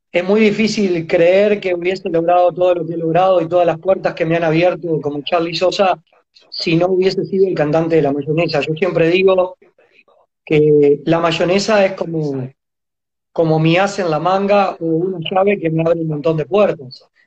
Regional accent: Montevideo, Uruguay; also born or lived in Mercedes, Soriano, Uruguay; cuando yo tenía 5 añitos se la jugó y se vino a Montevideo, a la capital, porque nosotros éramos de Mercedes, va, soy nacido en Mercedes, en Soriano

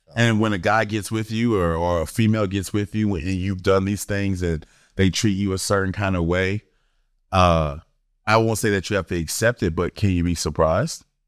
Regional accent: Florida, United States; moved away; I'm from Florida, East Coast, nineties

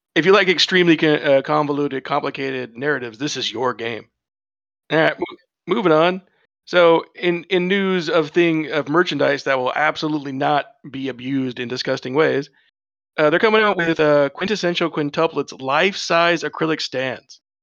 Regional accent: United States; I'm an American

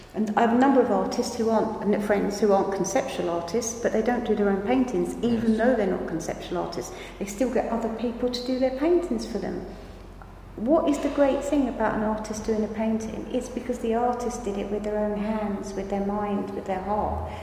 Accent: Margate, South East England, United Kingdom; I come from Margate. Margate is 19, 18 miles away from the French coast.

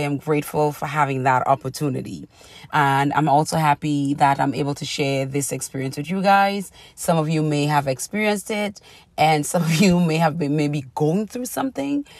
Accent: Trinidad & Tobago; growing up in Trinidad

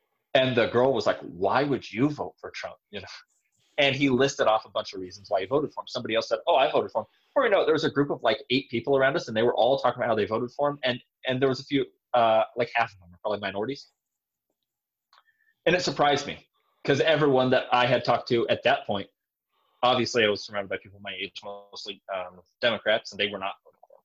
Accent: Southern California, United States; moved away; I'm from California. I'm from Southern California

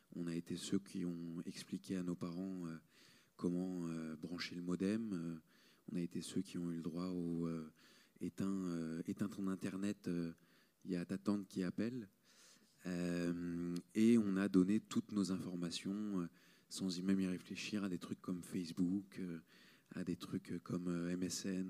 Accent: Marseille, Provence-Alpes-Côte d'Azur, France; je viens de Marseille

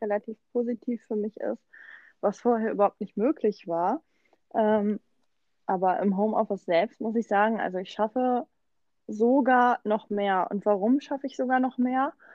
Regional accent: Germany; now in Mannheim, Germany; Ich bin äh, quasi in Berlin groß geworden

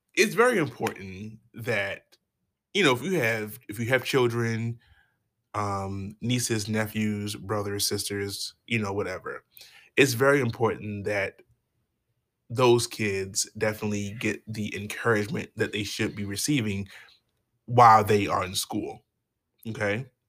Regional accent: Baltimore, Maryland, United States; I'm from Baltimore

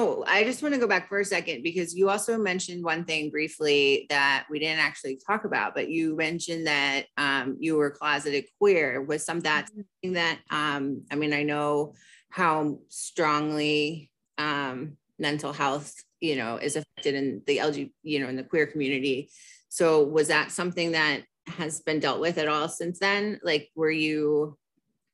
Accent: Philadelphia, Pennsylvania, United States; I grew up in Center City, Philadelphia

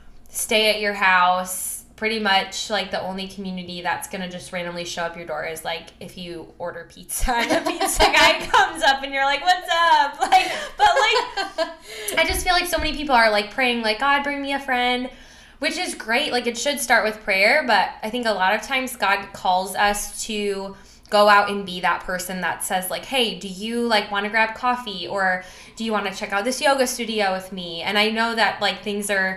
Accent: Milwaukee, Wisconsin, United States; moved away as an adult; also born or lived in the South (college); now in St. Louis, United States; I grew up in Milwaukee, Wisconsin area and lived there for all 18 years

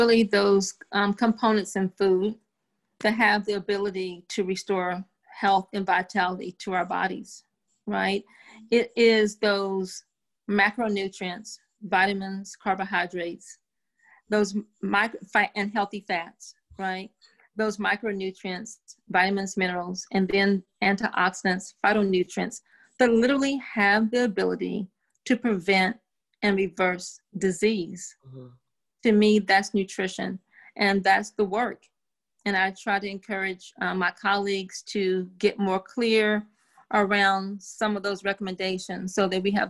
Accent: the South, United States; You know, I'm from the South. My grandmother has some amazing pound cake recipes. If I'm down South and someone in my family makes a pound cake, I'm going to eat a slice of pound cake.

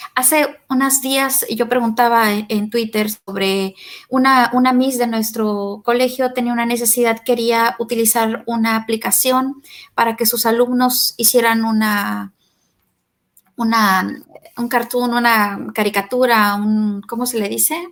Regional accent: Mexico; nosotros como latinoamericanos, este, en Argentina y en México

